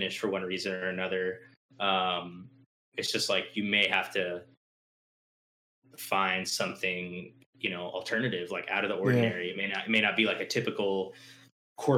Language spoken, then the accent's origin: English; outside of Dallas, Texas, United States; moved away as an adult; also born or lived in Atlanta; I was born and raised like outside of Dallas